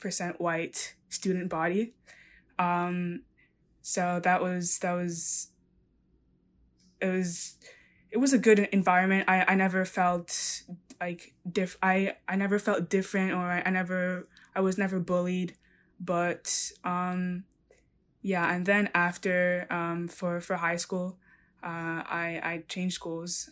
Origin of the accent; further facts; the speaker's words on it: New York, United States; I was born and raised in New York